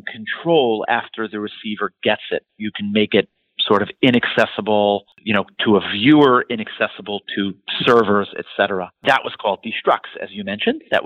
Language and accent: English; New York City, New York, United States; also born or lived in Israel / Montreal, Canada; I'm born and raised in New York City